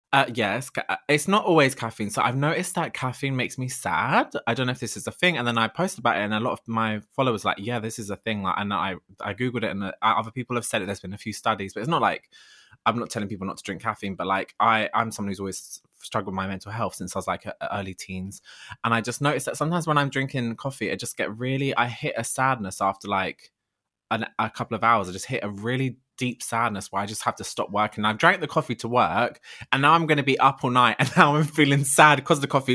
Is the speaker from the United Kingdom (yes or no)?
yes; Ladbroke Grove, London, United Kingdom; moved away as an adult; I'm from Lambert Grove, originally born and bred, just moved away actually 'cause I can't afford to live there anymore.